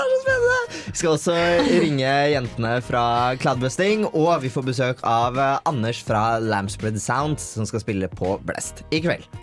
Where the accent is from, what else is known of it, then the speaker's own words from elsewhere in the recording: Bærum, Akershus, Norway; hjemme i Bærum